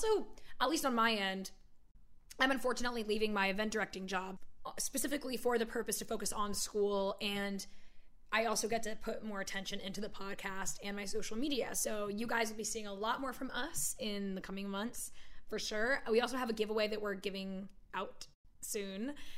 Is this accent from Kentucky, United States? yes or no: no; Virginia, United States; born there; I'm really not from anywhere. Like, I was born in Virginia, but I don't claim it.